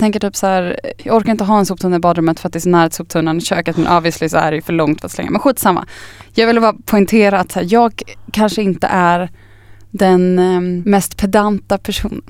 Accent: Östervåla, Uppsala County, Sweden; also born or lived in Upplands Väsby; now in Stockholm, Sweden; Jag är ju först från liksom Östervåla utanför Tierp Uppsala

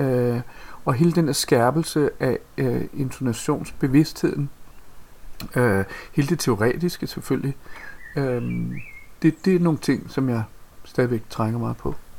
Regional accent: Copenhagen, Capital Region of Denmark, Denmark; Jeg kommer fra fra Amager, øh, et øh, ret øh, barsk kvarter, vi voksede op

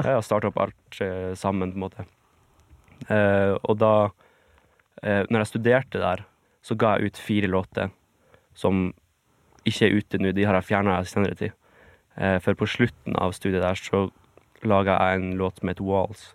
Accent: Bjarkøy, Troms, Norway; moved away; det var jo der jeg vokste opp

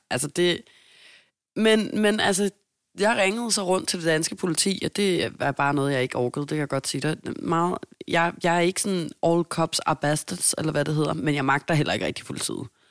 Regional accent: Denmark; Jeg er jo dansker

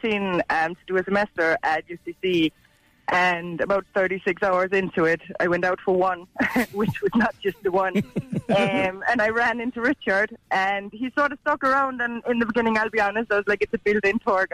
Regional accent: Southern Denmark, Denmark; accent: Danish; English is a second language; No, I'm from Denmark. Yeah, the southern part of Denmark.

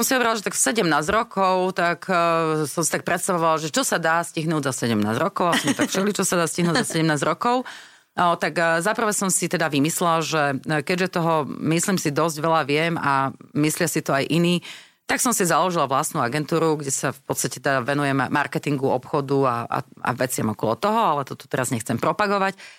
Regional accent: Slovakia; sme zase Slováci

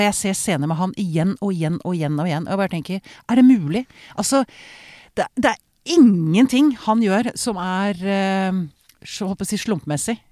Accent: Sweden; now in Norway; jeg vokste jo opp i Sverige

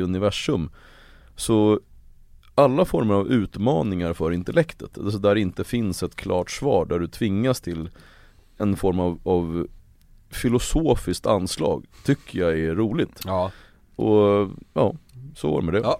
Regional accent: Uppsala, Uppsala County, Sweden; Det står Gottsunda i mitt pass och där växte jag upp

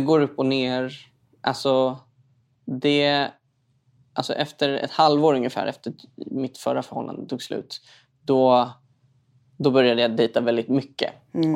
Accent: Stockholm, Stockholm County, Sweden; uppvuxen i en förort i Stockholm.

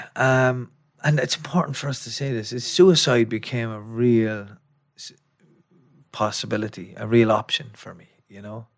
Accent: Athy, Leinster, Ireland; I'm from Atai, County Kildare

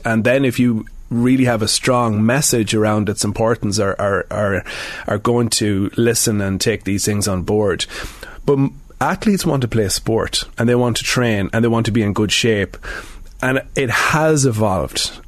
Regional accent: Sligo, Connacht, Ireland; moved away as an adult; now in Dublin, Ireland; I'm from Sligo, um, but I'm I'm in Dublin now for nearly 20 years

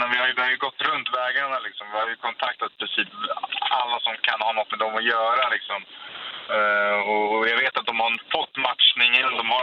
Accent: Stockholm, Stockholm County, Sweden; Jag bor i Stockholm, jag är från Stockholm.

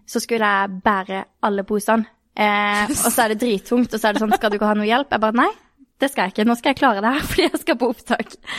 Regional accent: Kristiansand, Agder, Norway; Jeg er jo fra Kristiansand, eller Birkelandet, Sørlandet

